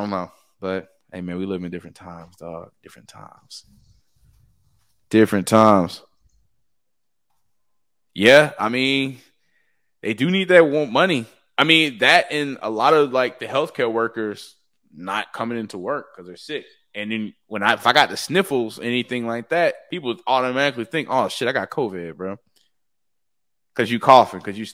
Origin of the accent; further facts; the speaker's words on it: United States; I'm from Latonia